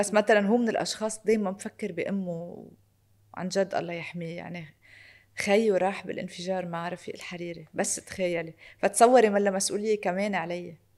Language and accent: Arabic; Lebanon; أنا لبنانية من أصول أرمنية